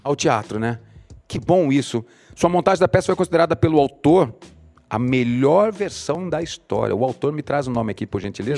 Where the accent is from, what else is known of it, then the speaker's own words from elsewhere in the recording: Cuiabá, Mato Grosso, Brazil; eu sou de Cuiabá